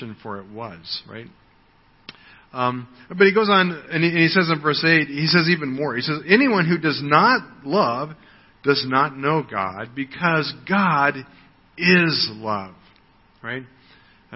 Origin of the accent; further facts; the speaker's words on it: United States; moved away; I am an American. That's my ethnic background. It's where I was born